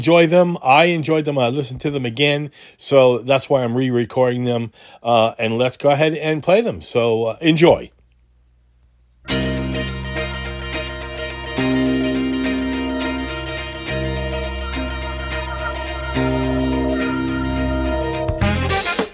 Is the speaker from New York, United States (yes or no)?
yes; Holbrook, New York, United States; moved away as an adult; also born or lived in Queens, New York / Greensboro, North Carolina; now in Winston-Salem, United States; I lived in a town called Holbrook. Grew up there.